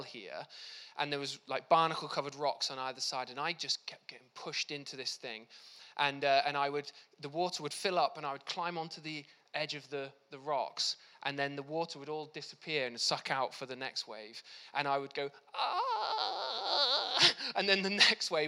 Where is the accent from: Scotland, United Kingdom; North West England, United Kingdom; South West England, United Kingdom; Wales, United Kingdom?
Wales, United Kingdom; South; I grew up in South Wales